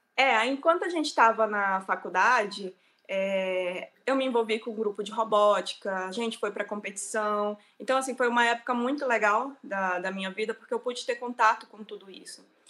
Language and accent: Portuguese; Manacapuru, Amazonas, Brazil; moved away as an adult; also born or lived in Manaus; eu sou do Amazonas, na verdade, nasci em uma cidade que chama Manacapuru, e depois fui para Manaus fazer faculdade